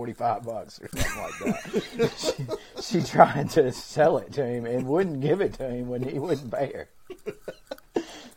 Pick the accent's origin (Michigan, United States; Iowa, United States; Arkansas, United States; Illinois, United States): Arkansas, United States; I'm from Arkansas. That's where I've hunted just about all of my duck hunting career